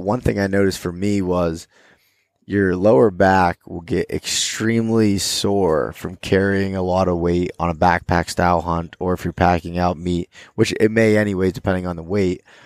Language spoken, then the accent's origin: English; Pennsylvania, United States; I'm from Pennsylvania